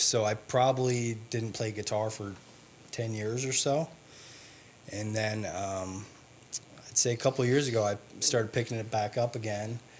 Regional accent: Wisconsin, United States; I grew up in Wisconsin

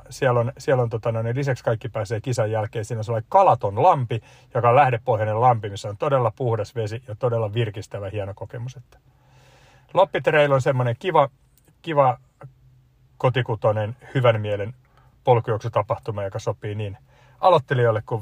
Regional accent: Kotka, Kymenlaakso, Finland; Mä oon Kotkasta kotoisin.

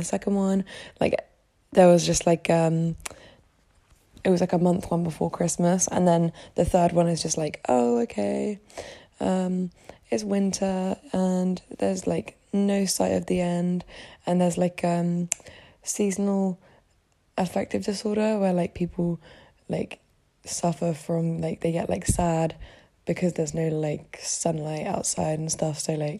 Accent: United Kingdom; moved away as an adult; I'm from the UK. I'm British.

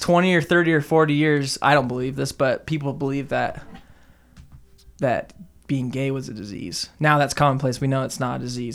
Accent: Southern California, United States; David and I grew up in Southern California

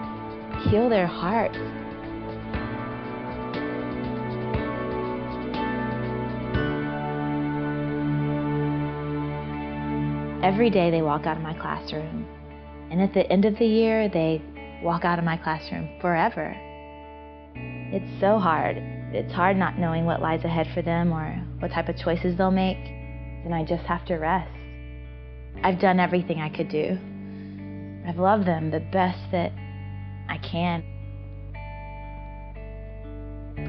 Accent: Georgia, United States; born or raised there

